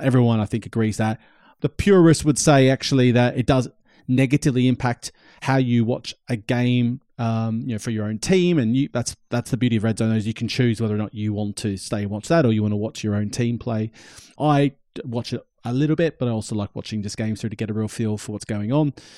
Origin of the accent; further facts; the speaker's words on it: Australia; I'm Australian and I was growing up in Australia